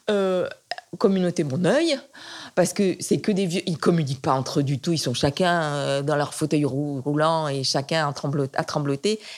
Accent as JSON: {"language": "French", "region": "Provence-Alpes-Côte d'Azur", "country": "France", "said": "et chez moi, en Provence, il y a des petites collines légères et c'est très agréable."}